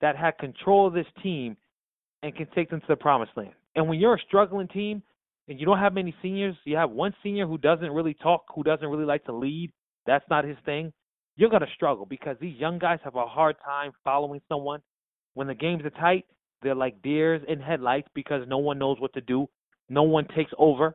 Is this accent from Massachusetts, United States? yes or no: yes; Boston, Massachusetts, United States; I grew up in the Boston area